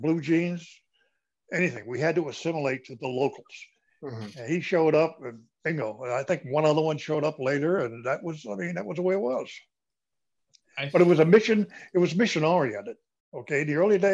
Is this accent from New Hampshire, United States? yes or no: yes; Newfields, New Hampshire, United States; moved away as an adult; also born or lived in Germany; now in Carolinas, United States; I was born and raised in New Hampshire